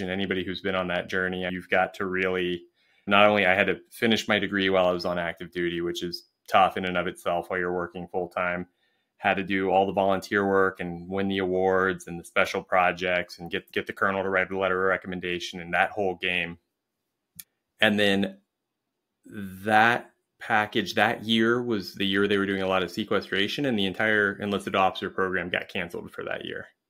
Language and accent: English; Springfield, Ohio, United States; moved away as an adult; also born or lived in England; I was in Springfield, Ohio, which, if you've ever been there, um, it's a great place to be from. I love my hometown.